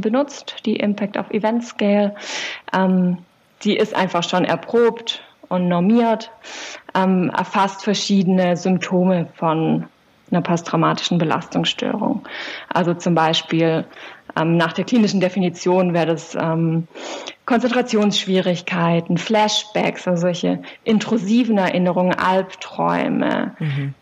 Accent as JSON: {"language": "German", "area": "Swabian Jura", "region": "Baden-Württemberg", "country": "Germany", "tie": "born or raised there", "lives_now": "Tübingen, Germany", "said": "bin aufgewachsen auf der Schwäbischen Alb"}